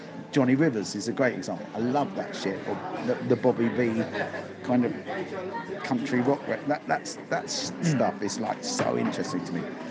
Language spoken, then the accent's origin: English; Sutton, London, United Kingdom; I grew up in Sutton